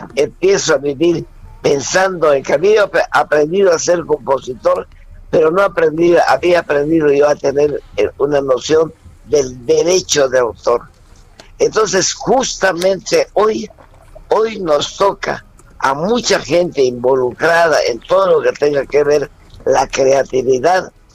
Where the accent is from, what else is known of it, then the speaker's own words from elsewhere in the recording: Mérida, Yucatán, Mexico; a los 12 años comienzo a trabajar en Mérida, Yucatán, con un grupo infantil con un grupo de puros muchachos de mi edad